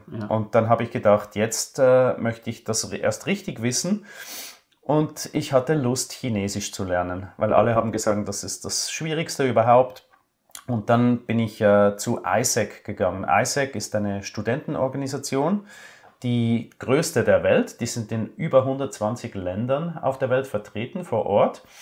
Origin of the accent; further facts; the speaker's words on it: Switzerland; Das als Schweizer, das war dann sehr interessant.